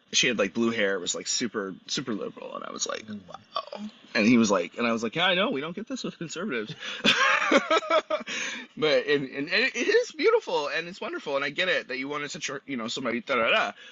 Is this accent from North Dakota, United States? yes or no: no; Los Angeles, California, United States; we're from LA or we're from Southern California